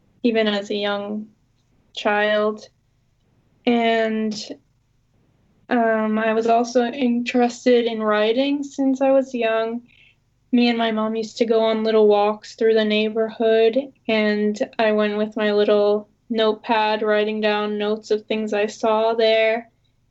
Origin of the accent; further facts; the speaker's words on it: Boston, Massachusetts, United States; I'm from Boston.